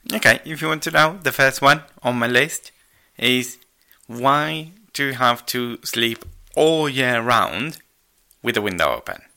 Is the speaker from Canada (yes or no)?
no; Argentina; moved away; I'm Argentinian